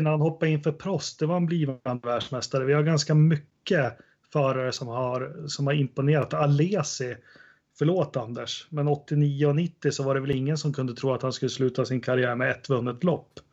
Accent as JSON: {"language": "Swedish", "country": "Sweden", "said": "jag som svensk"}